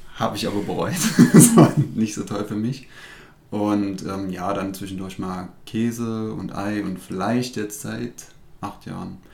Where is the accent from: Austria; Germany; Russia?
Germany; Rudolstadt, Thuringia; ich komme aus Ruderstadt